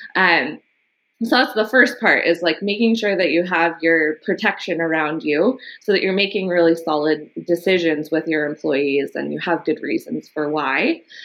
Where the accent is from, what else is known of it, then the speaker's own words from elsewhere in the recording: Los Angeles, California, United States; I was born in Los Angeles and grew up in the early part of my life in Echo Park